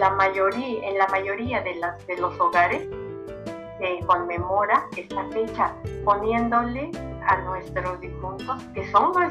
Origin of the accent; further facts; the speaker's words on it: Mexico; nosotros los mexicanos los festejamos